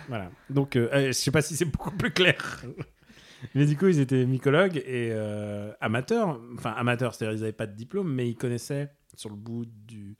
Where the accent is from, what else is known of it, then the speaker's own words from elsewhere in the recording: Russia; je suis russe